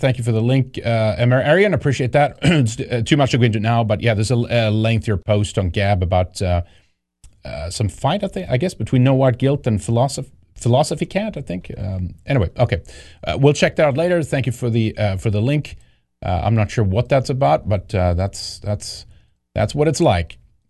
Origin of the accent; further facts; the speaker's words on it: Sweden; I don't like socialism either. I grew up under that in Sweden.